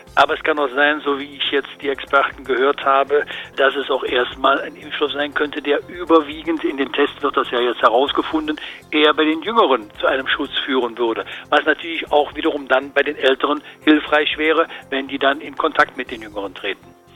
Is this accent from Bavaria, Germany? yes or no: no; Cologne, North Rhine-Westphalia, Germany; als Kölner